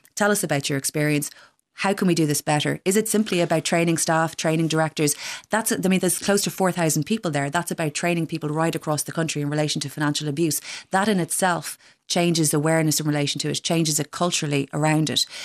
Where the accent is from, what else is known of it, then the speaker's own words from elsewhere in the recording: Dún Laoghaire, County Dublin, Ireland; I come from Dunleavy